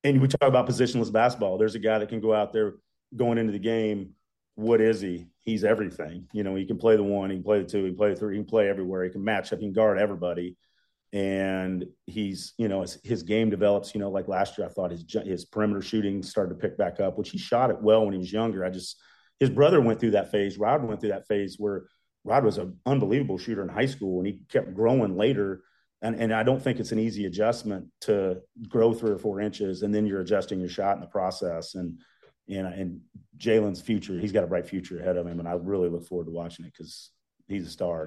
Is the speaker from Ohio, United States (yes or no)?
no; Southeast Iowa, United States; I'm from the area. I grew up in Southeast Iowa, um, like 70 miles straight west of there